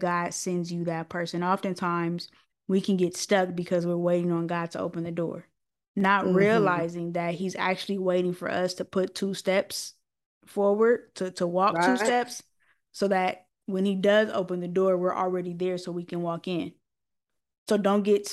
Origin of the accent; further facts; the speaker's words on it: Los Angeles, California, United States; from Watts